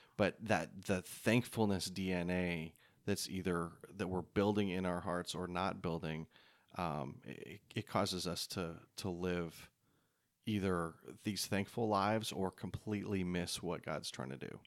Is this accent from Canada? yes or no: yes; Canada; moved away; growing up in Canada